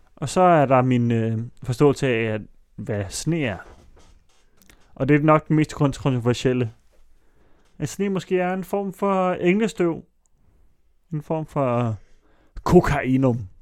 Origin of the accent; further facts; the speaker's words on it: Allerød, Capital Region of Denmark, Denmark; i Allerød, hvor jeg voksede op